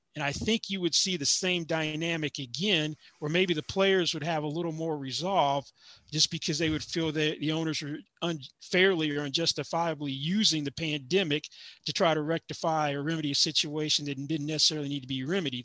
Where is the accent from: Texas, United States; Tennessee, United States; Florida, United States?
Tennessee, United States; Nashville; also born or lived in Atlanta, Georgia; now in Las Vegas, United States; growing up in Nashville, we actually had to have snow before high school got canceled.